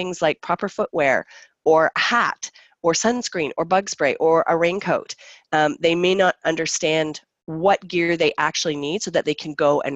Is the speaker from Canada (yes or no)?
yes; Canada